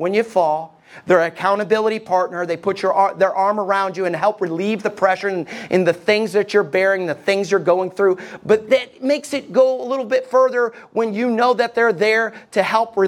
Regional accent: United States; as American people

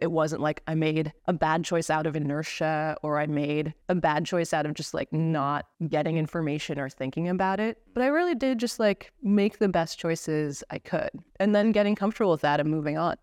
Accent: East Coast of the United States, United States; moved away; I'm originally from the East Coast of the States. I was born and raised in a little mining town.

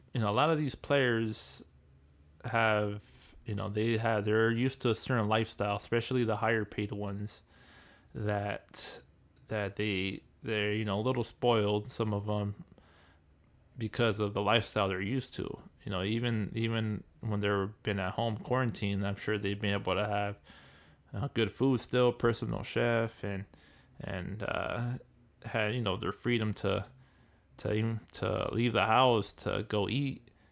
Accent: Southern California, United States; I'm from the West Coast, I'm from California, Southern Cal

